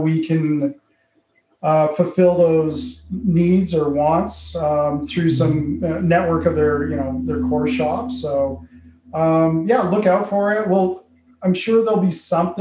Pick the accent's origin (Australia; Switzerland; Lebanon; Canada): Canada; Calgary, Alberta; born and raised in Calgary